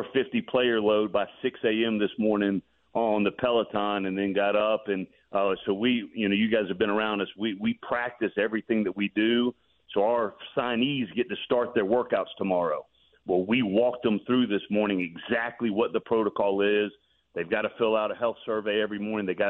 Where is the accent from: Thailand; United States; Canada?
United States; Decatur, Georgia; I'm born and raised on the east side of Atlanta, born and raised in Decatur